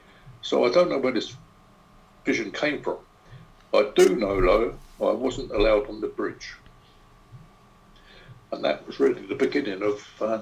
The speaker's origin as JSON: {"language": "English", "region": "London", "country": "United Kingdom", "tie": "born or raised there", "said": "I grew up in South London, just after the war. So it would have been about 1955"}